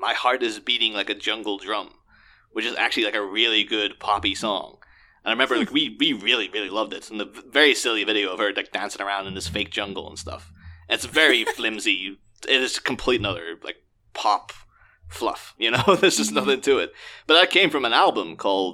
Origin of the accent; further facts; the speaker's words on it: Ireland; I'm Irish